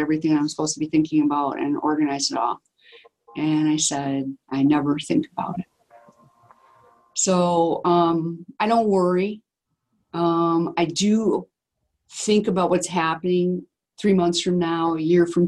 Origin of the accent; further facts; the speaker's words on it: Wisconsin, United States; we're from Wisconsin